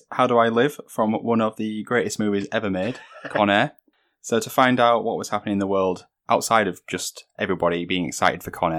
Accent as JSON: {"language": "English", "country": "United Kingdom", "said": "I'm British."}